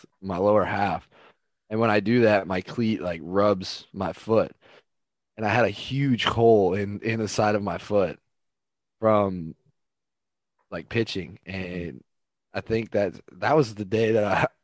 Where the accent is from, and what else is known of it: Oklahoma, United States; born or raised there; moved away as an adult